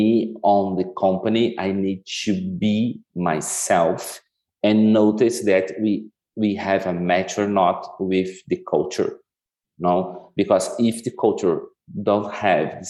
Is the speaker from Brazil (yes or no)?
yes; Curitiba, Paraná, Brazil; moved away; I was born in Curitiba, a city in southern Brazil